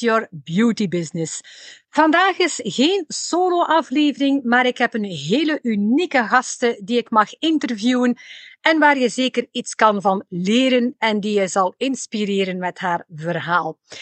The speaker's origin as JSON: {"language": "Dutch", "region": "West Flanders", "country": "Belgium", "accent": "West Flemish"}